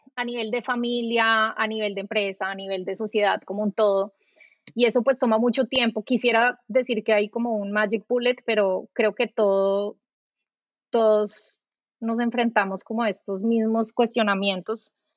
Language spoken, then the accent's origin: Spanish; Colombia; moved away as an adult; also born or lived in New York; now in United States; yo soy colombiana